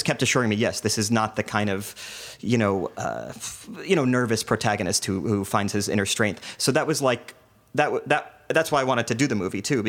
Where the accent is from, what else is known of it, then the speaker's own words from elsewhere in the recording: New Jersey, United States; also born or lived in New York; I grew up in the suburbs in New Jersey where you had no choice but to assimilate.